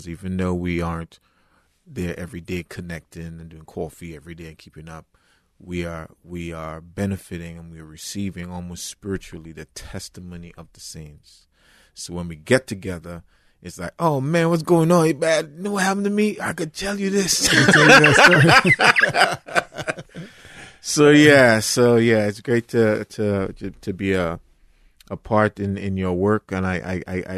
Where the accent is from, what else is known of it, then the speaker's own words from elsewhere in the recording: Trinidad & Tobago; moved away as an adult; now in United States; I'm originally from Trinidad and Tobago, and you know, I accepted the Lord at age 13